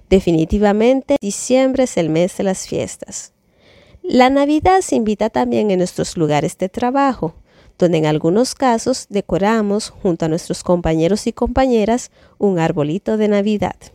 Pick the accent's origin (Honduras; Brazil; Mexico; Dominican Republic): Dominican Republic; now in France; Soy dominicana y vivo en Francia hace más de seis años.